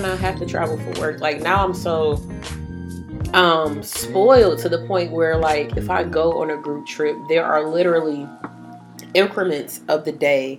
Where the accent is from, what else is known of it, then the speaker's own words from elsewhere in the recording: Jamaica; And, I'm a Jamaican. I do, like, everything.